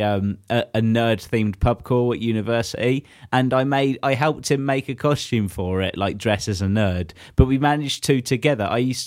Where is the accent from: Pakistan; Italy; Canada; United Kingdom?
United Kingdom; England; we cram a lot of events into our winter calendar, don't we, as English